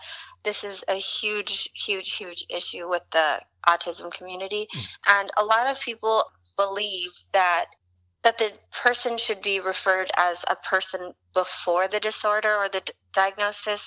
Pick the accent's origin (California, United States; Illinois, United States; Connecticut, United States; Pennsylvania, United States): California, United States; Hayward; moved away as an adult; also born or lived in Fremont, California; now in Los Angeles, United States; I was born in Hayward, California, and I lived actually in the same house my whole life, most of my childhood until 18